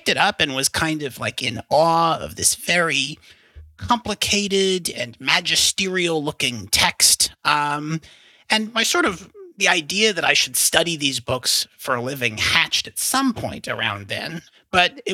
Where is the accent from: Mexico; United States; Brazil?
United States; Hastings-on-Hudson, New York; moved away as an adult; also born or lived in Annapolis, Maryland; now in Austin, United States; I grew up in a little town called Hastings-on-Hudson, just outside the city